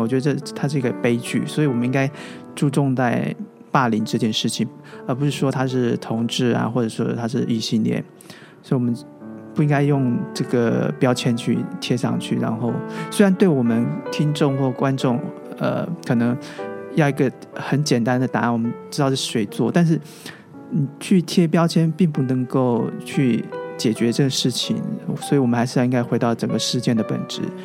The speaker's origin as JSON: {"language": "Chinese", "region": "Taoyuan", "country": "Taiwan", "tie": "born or raised there", "moved": "as an adult", "lives_now": "Taipei, Taiwan", "said": "我老家在桃园嘛，是。我一个人在台北 居住嘛，所以可能异乡背景。"}